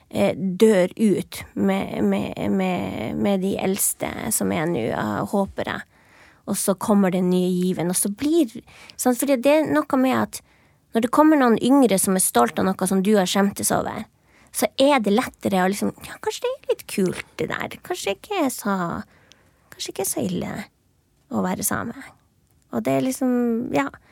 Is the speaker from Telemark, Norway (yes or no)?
no; Finnmark, Norway; moved away as an adult; now in Oslo, Norway; når jeg vokste opp i Finnmark